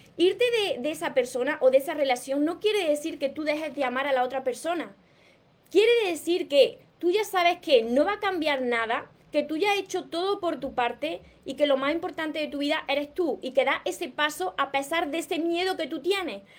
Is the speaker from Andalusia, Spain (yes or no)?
yes; Córdoba, Andalusia, Spain; soy de Córdoba. Por eso me como la S. Por eso hablo de esta manera